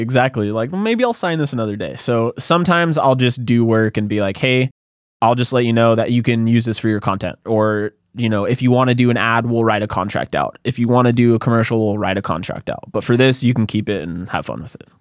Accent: Santa Cruz, California, United States; moved away as an adult; also born or lived in San Diego; now in Los Angeles, United States; I grew up in Santa Cruz

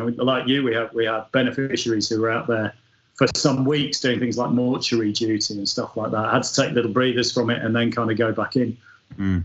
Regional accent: Yorkshire and the Humber, United Kingdom; I'm, I'm a Yorkshireman

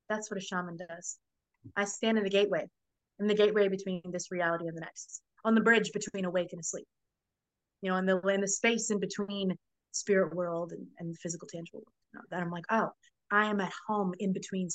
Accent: Florida, United States; also born or lived in New Orleans; My family's from New Orleans, but I grew up in Florida, so it was always back and forth

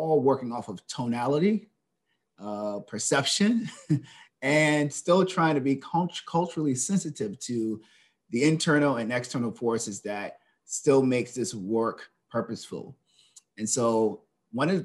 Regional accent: Charleston, South Carolina, United States; moved away as an adult; now in Washington, D.C., United States; I'm originally from Charleston, South Carolina

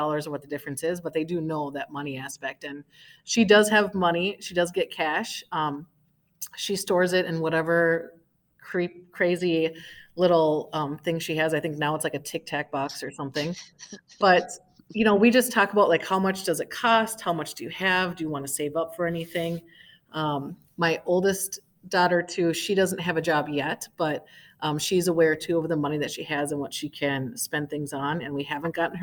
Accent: Wisconsin, United States; moved away as an adult; now in Minnesota, United States; I come from Wisconsin, and we had FBLA

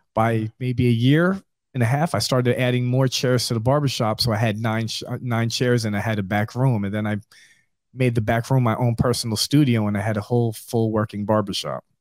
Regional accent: New York, United States; moved away as an adult; now in Southwest Florida, United States; I'm originally from New York

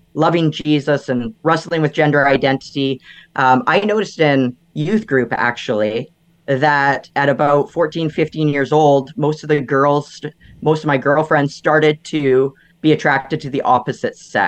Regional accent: Vancouver Island, British Columbia, Canada; moved away as an adult; I grew up on Vancouver Island, which was about a 2-hour ferry ride from Vancouver.

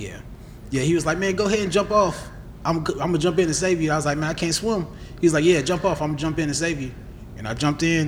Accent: Clarksville, Tennessee, United States; I'm from Clarksville, Tennessee

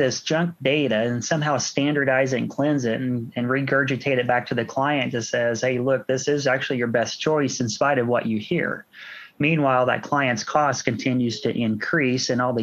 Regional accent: Washington, Indiana, United States; Washington's is my hometown

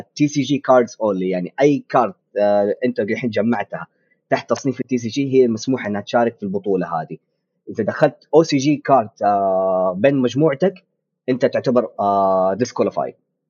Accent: Saudi Arabia; عندنا في السعوديه

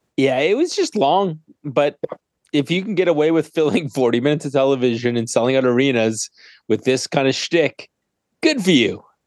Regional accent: Canada; I'm Canadian

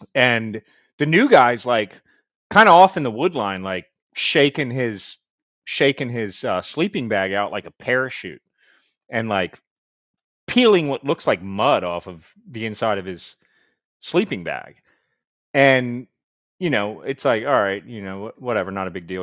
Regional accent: Baltimore, Maryland, United States; also born or lived in Fayetteville; I'm from Baltimore

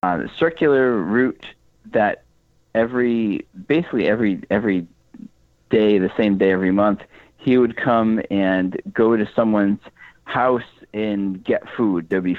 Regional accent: Connecticut, United States; moved away as an adult; now in Massachusetts, United States; I was born and raised in Connecticut. I do live in Massachusetts currently.

